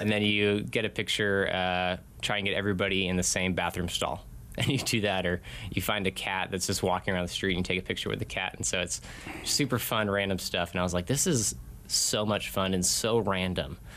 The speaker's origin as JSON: {"language": "English", "region": "Connecticut", "country": "United States", "tie": "born or raised there", "also_born_or_lived": "Arizona", "moved": "as an adult", "said": "Grew up in Connecticut, over on the East Coast"}